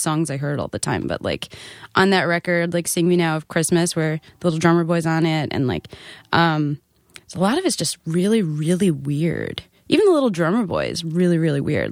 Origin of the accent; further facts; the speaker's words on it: Nassau County, Long Island, New York, United States; I was from Nassau County